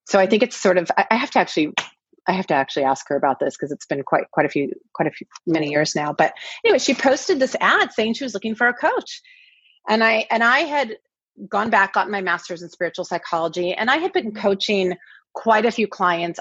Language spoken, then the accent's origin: English; the Northwest, Pacific Northwest, United States; moved away as an adult; now in Los Angeles, United States; I grew up in the Northwest, and I uh, we've been in LA now for about ten years